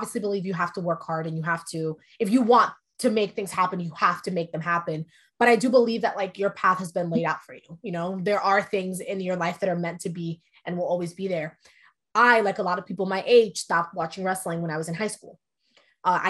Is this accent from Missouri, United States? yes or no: no; New York, United States; first language Spanish; English is a second language; also born or lived in Dominican Republic; I was born in New York. And when I was months old, I moved to the Dominican Republic. And then I moved back when I was 7. But Spanish is my first language.